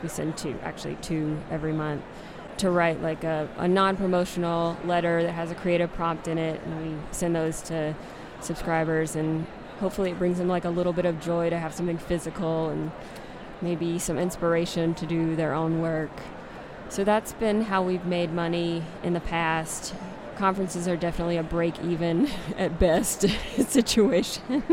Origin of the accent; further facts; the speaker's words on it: South Carolina, United States; moved away; I'm originally from South Carolina